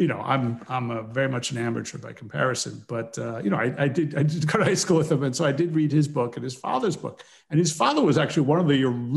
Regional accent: New York City suburbs, Northeast United States, United States; I grew up in the Northeast of the United States. I was born in New York City, raised in the burbs, and did all my schooling in the Northeast

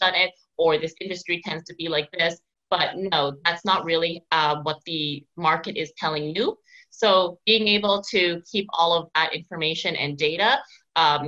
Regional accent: Victoria, British Columbia, Canada; now in Montreal, Canada; out in Victoria, BC, so my hometown

